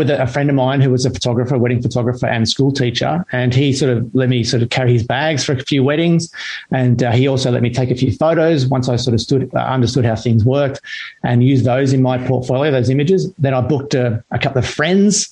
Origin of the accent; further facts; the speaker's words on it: Sydney, New South Wales, Australia; moved away as an adult; also born or lived in Canberra / Ballina; now in Central Coast, Australia; growing up in Mona Vale and before that Ballina, I learned to surf.